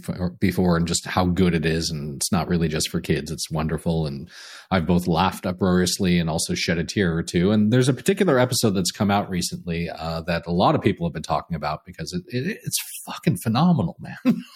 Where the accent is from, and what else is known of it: United States; now in Canada